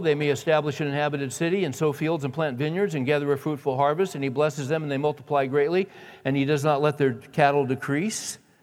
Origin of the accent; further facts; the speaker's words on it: San Joaquin Valley, California, United States; moved away; I grew up in California, in the San Joaquin Valley